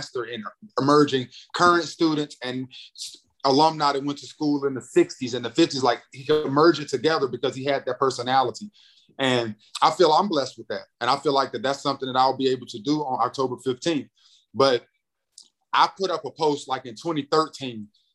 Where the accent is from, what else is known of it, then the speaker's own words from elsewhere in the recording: Greensboro, North Carolina, United States; also born or lived in St. Louis, Missouri; a radio program that's in my hometown. I grew up listening to 102 Jams